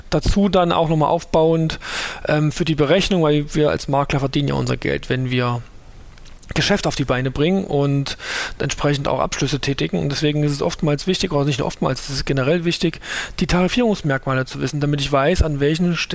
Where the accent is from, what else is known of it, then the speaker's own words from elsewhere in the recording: Thuringia, Germany; Ähm, bin aus Thüringen, hört man vielleicht auch